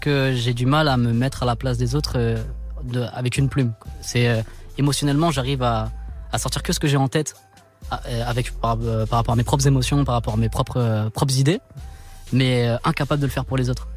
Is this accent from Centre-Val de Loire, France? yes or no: yes; Chartres, Centre-Val de Loire, France; je suis né là-bas. Je suis né à Chartres. J'ai grandi là-bas